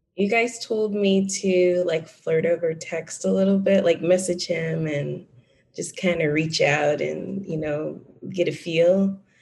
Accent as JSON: {"language": "English", "town": "Dallas", "region": "Texas", "country": "United States", "tie": "born or raised there", "also_born_or_lived": "Bay Area", "moved": "as an adult", "lives_now": "Dallas, United States", "said": "my hometown is actually Dallas."}